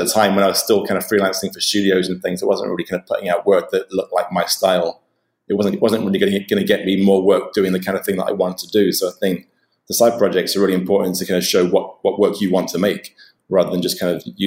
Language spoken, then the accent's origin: English; Nottingham, East Midlands, United Kingdom; moved away; also born or lived in London; Originally, I'm from Nottingham